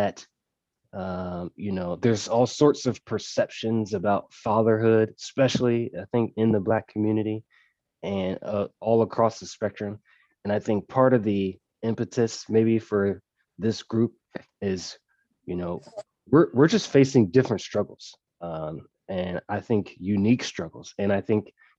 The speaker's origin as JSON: {"language": "English", "region": "North Carolina", "country": "United States", "moved": "as an adult", "lives_now": "Waco, United States", "said": "I'm from from North Carolina, moved here to Waco a couple years ago"}